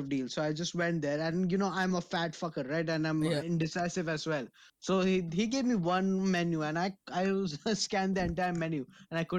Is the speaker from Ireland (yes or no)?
no; India; I'm Indian as shit.